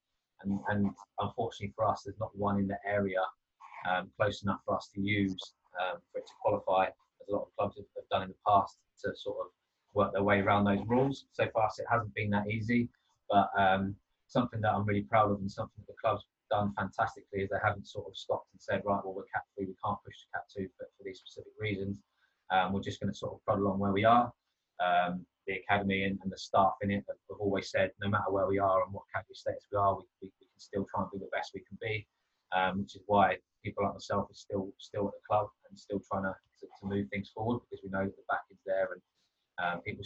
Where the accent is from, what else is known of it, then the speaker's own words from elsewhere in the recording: Brighton, South East England, United Kingdom; moved away as an adult; now in Bournemouth, United Kingdom; I moved from my hometown of Brighton down to Bournemouth.